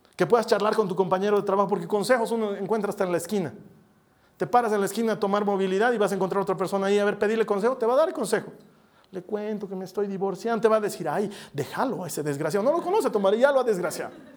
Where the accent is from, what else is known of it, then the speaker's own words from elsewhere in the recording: La Paz, Bolivia; somos de La Paz